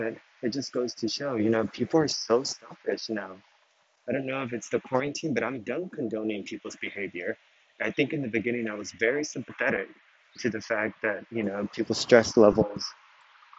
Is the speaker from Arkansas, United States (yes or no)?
no; Texas, United States; I was raised in Texas